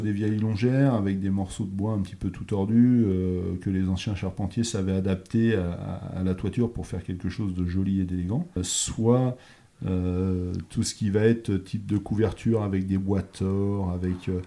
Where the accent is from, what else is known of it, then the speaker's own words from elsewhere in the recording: Bressuire, Nouvelle-Aquitaine, France; also born or lived in Brest; now in Noirmoutier, France; j'ai grandi à l'intérieur des terres. Je suis originaire de Bressuire dans les Deux-Sèvres